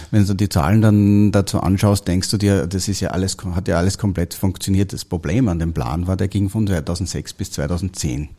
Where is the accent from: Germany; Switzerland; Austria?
Austria; Ich komme aus Österreich, habe dort eine die HTL für chemische Betriebstechnik